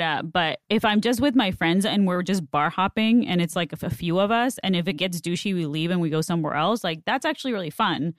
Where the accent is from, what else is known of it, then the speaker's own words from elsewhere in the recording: Mexicali, Baja California, Mexico; first language Spanish; English is a second language; moved away as an adult; also born or lived in San Diego; now in Los Angeles, United States; in Mexicali, like, in my hometown